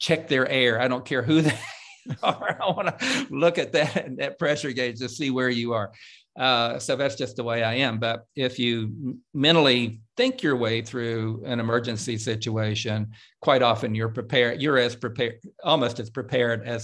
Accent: Coalwood, West Virginia, United States; moved away; my home state

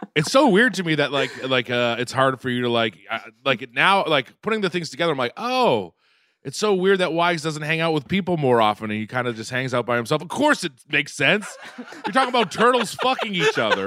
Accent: Quincy, Massachusetts, United States; I'm from Quincy, Mass

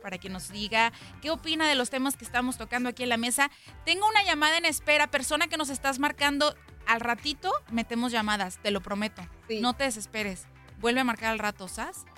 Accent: Mexico; nosotros, a donde vayamos los mexicanos y demás, somos embajadores de, nuestra nación

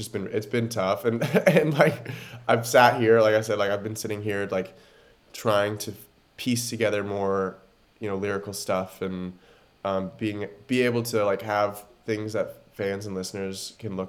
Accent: Oregon, United States; I grew up in Oregon

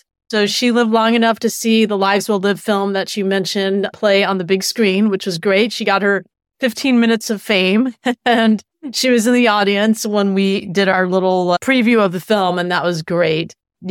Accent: Philadelphia, Pennsylvania, United States; also born or lived in Florida; I was born in Philadelphia and lived there for many years, and then moved to Florida, and was lucky enough actually to live with my grandparents

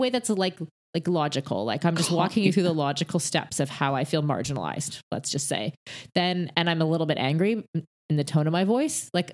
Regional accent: Canada; I'm Canadian

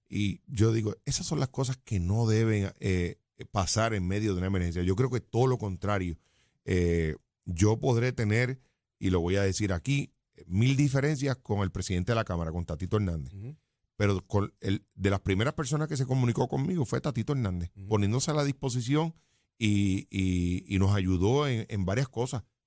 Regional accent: Jayuya, Puerto Rico; yo soy natural de Jayuya

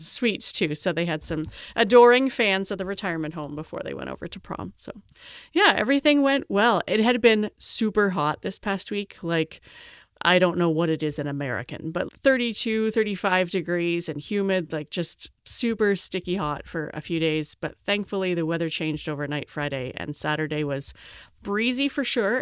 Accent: Canada; I'm Canadian

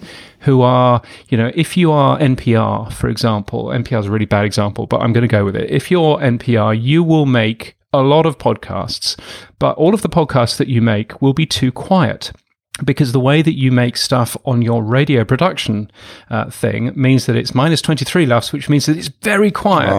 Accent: the north of England, United Kingdom; I grew up in England, in the north of England mostly

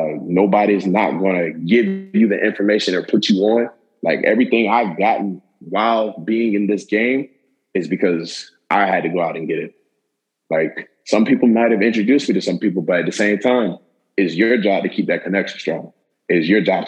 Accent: Tallahassee, Florida, United States; growing up in Tallahassee

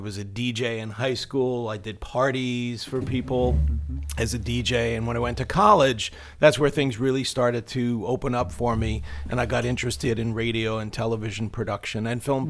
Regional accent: Long Island, New York, United States; I grew up on Long Island

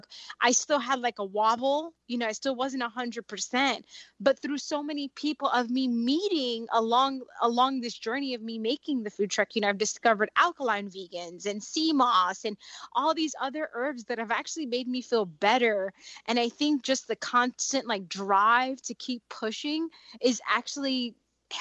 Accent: Dominican Republic; also born or lived in South Florida; I'm Dominican, so I'm from the Caribbean

